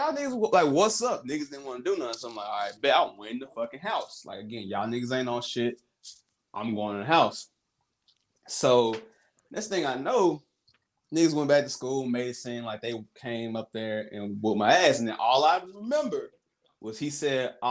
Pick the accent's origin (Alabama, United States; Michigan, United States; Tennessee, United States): Tennessee, United States; Millington; I'm from Memphis, but I'm from Millington, which is right outside of Memphis